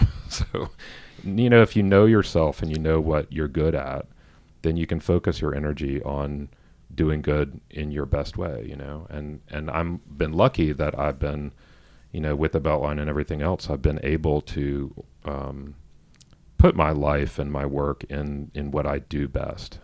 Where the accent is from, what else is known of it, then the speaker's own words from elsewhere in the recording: Atlanta, Georgia, United States; I grew up in Atlanta. I grew up in the suburbs